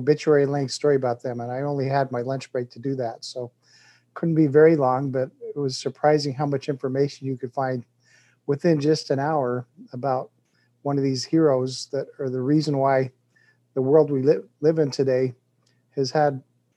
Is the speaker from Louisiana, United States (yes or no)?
no; Colorado, United States; also born or lived in Utah; now in Louisville, United States; I'm 60 years old, live in Louisville, Kentucky, but I grew up in Colorado